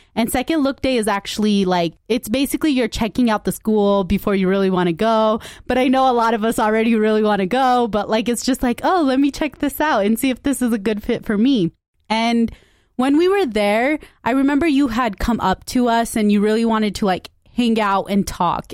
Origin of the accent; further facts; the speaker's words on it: Utah, United States; I grew up in Utah.